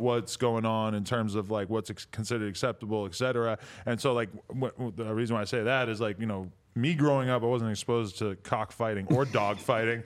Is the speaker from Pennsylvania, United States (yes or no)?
no; New Hampshire, United States; growing up in New Hampshire